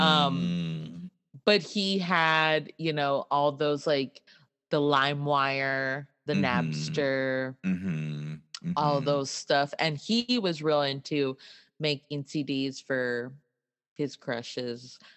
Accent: Laredo, Texas, United States; we grew up in Laredo on the mm. border

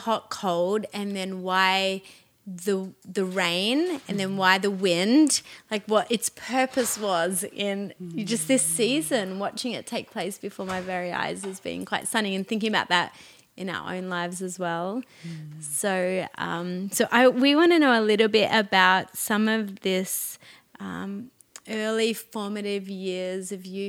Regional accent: Australia; now in Montreal, Canada; I'm an Australian. The listeners have got to know my story a little bit, but we don't have fall in our country. We don't really, well, in where I'm from in Australia on the coast, we don't have fall

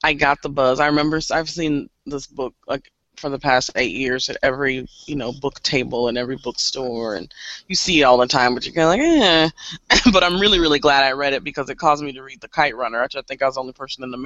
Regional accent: Kansas City, United States; I grew up here in Kansas City

